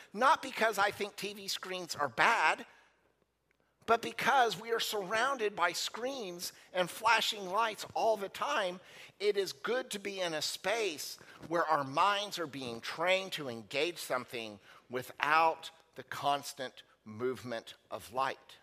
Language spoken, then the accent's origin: English; United States; as American Christians